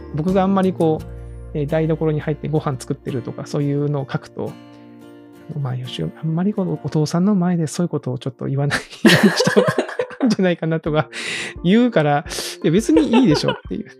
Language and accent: Japanese; Kagoshima, Japan; now in Kyoto, Japan; 私自身が結構、まあ、鹿児島で育ってて